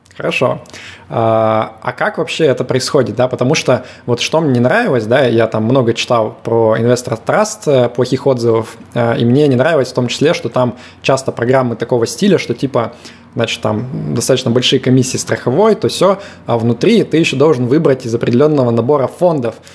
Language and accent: Russian; Yekaterinburg, Sverdlovsk Oblast, Russia; я из Екатеринбурга